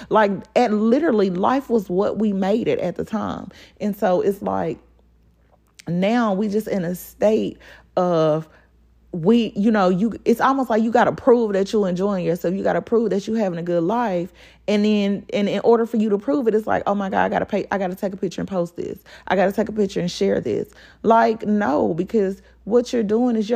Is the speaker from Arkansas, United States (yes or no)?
yes; Pine Bluff, Arkansas, United States; Like y'all and y'all know I grew up in Pine Bluff. Like we used to ride our bikes all over freaking Pine Bluff.